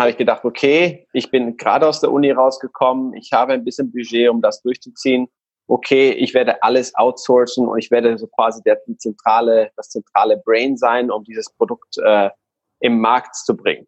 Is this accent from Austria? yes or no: no; Guatemala; German is a second language; now in Hamburg, Germany; ich komme aus Guatemala und deswegen habe ich so einen komischen, ja, eine komische Grammatik und ab und zu mal eine komische äh, äh, Aussprache